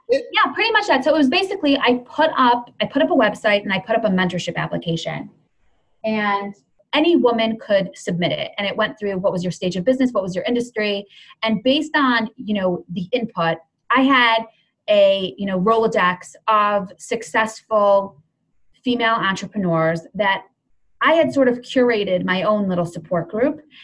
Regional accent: Cleveland, Ohio, United States; also born or lived in Jerusalem; my family moved to Cleveland, Ohio when I was, I don't know, maybe three. Um, so I grew up in Cleveland.

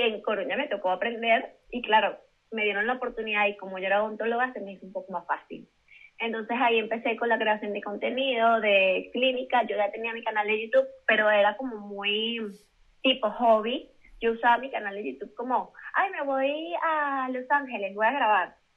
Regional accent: Venezuela; moved away as an adult; now in Madrid, Spain; yo soy venezolana, pero tengo mis papeles españoles porque mis abuelos son españoles

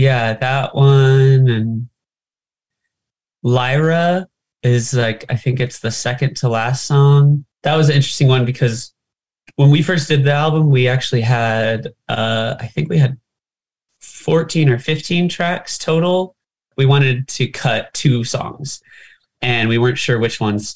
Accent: California, United States; growing up in California.

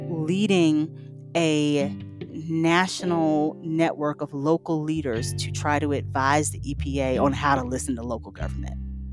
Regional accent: Mississippi, United States; I grew up in the Mississippi Delta around agriculture, you know, blocks away from the Mississippi River.

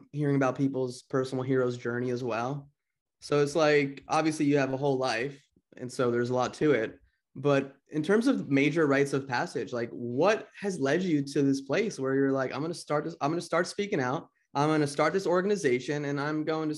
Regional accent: New Jersey, United States; also born or lived in Santa Monica; now in Topanga, United States; I'm from Jersey

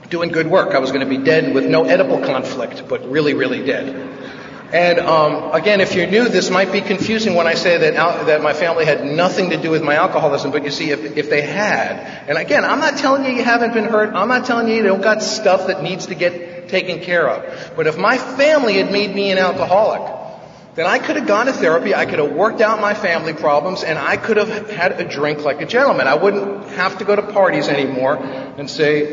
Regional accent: New York City, New York, United States; now in Van Nuys, United States; I grew up in this nutty house in New York when I was a kid. I'm from the Bronx

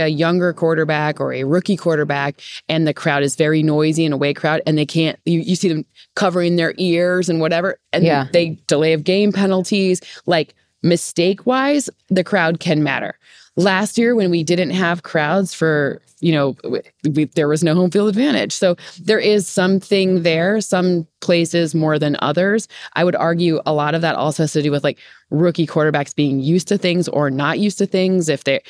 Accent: Michigan, United States; moved away; I'm from Michigan.

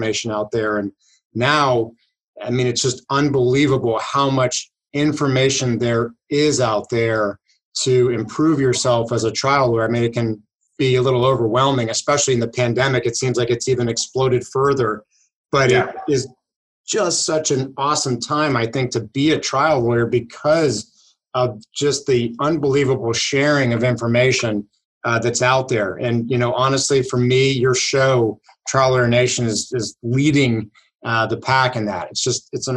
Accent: Pittsburgh, Pennsylvania, United States; I am from Pittsburgh, Pennsylvania, pretty much born and raised here

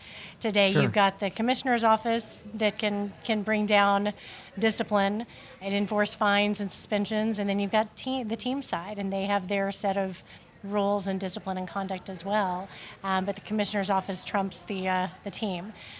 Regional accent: Oklahoma, United States; I'm from Oklahoma

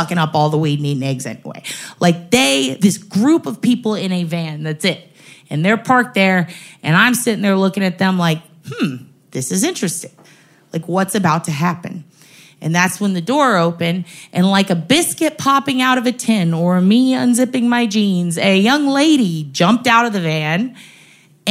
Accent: San Antonio, Texas, United States; I'm from San Antonio

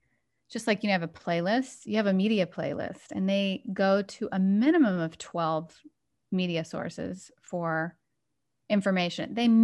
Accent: Galveston, Texas, United States; Is that I grew up on an island in Texas. I grew up in Galveston Island.

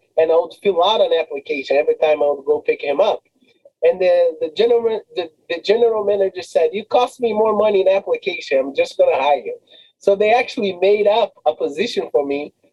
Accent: Rio de Janeiro, Brazil; moved away as an adult; also born or lived in Boston; now in Massachusetts, United States; growing up in Rio, you know, a lot of fun, a lot of partying, a lot of friends, a lot of good times

